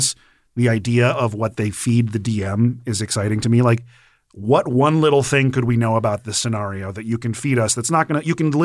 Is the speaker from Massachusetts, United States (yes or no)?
no; Montana, United States; growing up in Montana, there's a lot of really small old towns